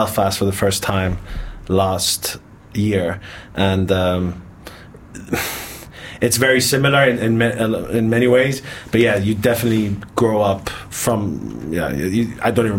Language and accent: English; Cyprus; moved away as an adult; also born or lived in United Kingdom; now in Budapest, Hungary; I was born and raised in Cyprus